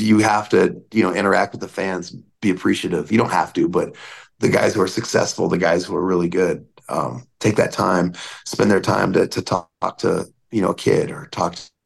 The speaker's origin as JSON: {"language": "English", "country": "United States", "also_born_or_lived": "Alaska", "lives_now": "Las Vegas, United States", "said": "being an American"}